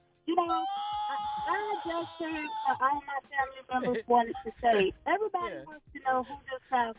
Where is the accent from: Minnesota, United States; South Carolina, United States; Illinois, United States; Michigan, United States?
South Carolina, United States; Winston; I'm from Winston, South Carolina.